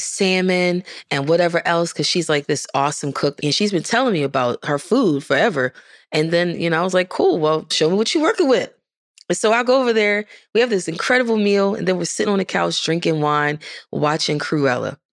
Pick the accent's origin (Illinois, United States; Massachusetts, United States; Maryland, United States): Maryland, United States; Baltimore; moved away as an adult; now in Nashville, United States; I'm from Baltimore